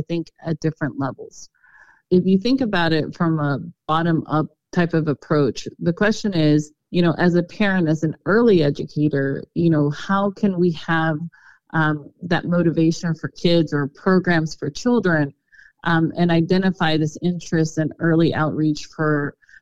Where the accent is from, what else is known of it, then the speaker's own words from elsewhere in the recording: Garland, Texas, United States; I grew up in Garland